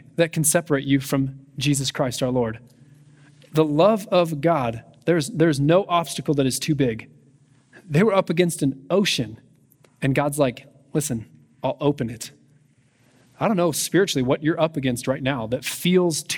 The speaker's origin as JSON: {"language": "English", "country": "United States", "said": "as Americans"}